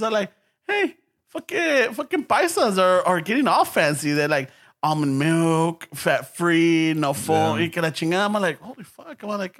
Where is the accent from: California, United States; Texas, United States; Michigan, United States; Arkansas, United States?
California, United States; Los Angeles; I was born in East L.A. and I grew up in Boyle Heights, and then we moved to South L.A.